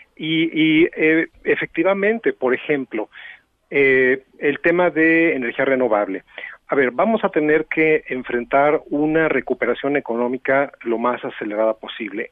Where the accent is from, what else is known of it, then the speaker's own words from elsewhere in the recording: Mexico; somos comunidad latinoamericana y somos comunidad mexicana